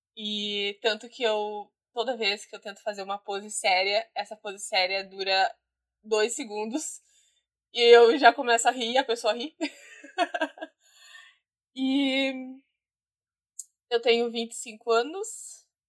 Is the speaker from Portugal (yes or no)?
no; Guaíba, Rio Grande do Sul, Brazil; Eu sou de Guaíba